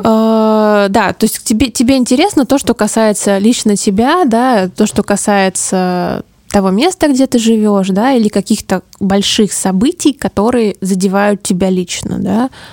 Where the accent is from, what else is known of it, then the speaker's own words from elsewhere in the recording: Omsk, Omsk Oblast, Russia; moved away as an adult; now in Moscow, Russia; Я родилась в Омске, ну, большую часть жизни прожила там в общем, за, за Уралом. Я очень люблю свой город